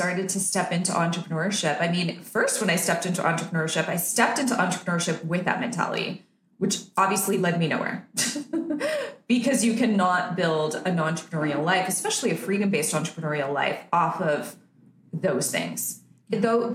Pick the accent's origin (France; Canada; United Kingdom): Canada; now in Nicaragua; I'm Canadian because that's where I was born and raised.